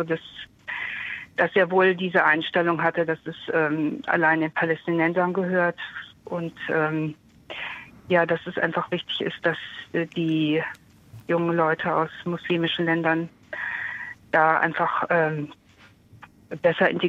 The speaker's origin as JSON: {"language": "German", "town": "Kehl", "region": "Baden-Württemberg", "country": "Germany", "said": "Ich, äh, nein, aus, aus Kehl. Ich komme aus Kehl."}